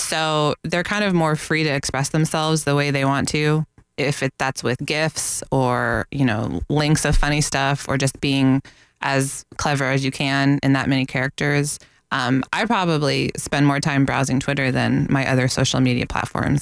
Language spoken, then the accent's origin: English; Northeast, United States; now in Florida, United States; I am from the Northeast